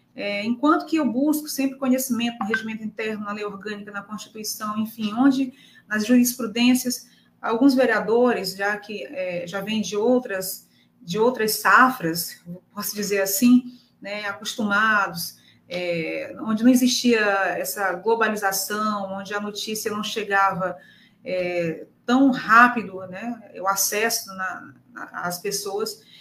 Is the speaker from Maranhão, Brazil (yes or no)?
yes; Pedreiras, Maranhão, Brazil; representando o povo da minha terra